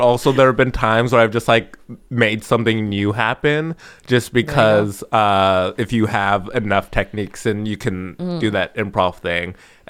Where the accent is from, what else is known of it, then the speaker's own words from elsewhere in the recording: Los Angeles, California, United States; I'm just gonna go to Hollywood, and I'm from Los Angeles.